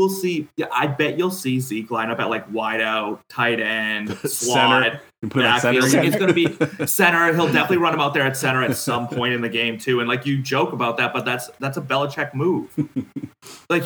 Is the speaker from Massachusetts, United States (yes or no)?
yes; Boston, Massachusetts, United States; I'm actually from New England. I'm from Boston. So I live just outside of Boston